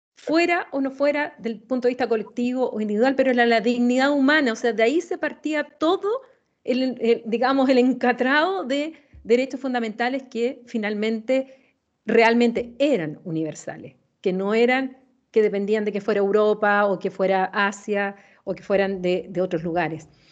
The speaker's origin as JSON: {"language": "Spanish", "country": "Chile", "said": "como chilena"}